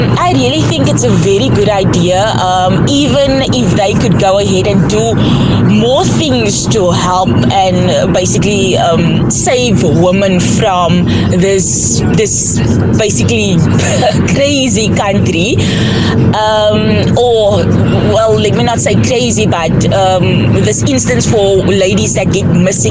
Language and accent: English; Cape Town, Western Cape, South Africa; I am initially from Mitchell's Plain